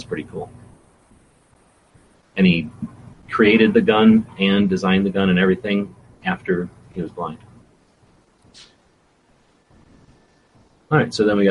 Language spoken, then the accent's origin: English; United States; I'm American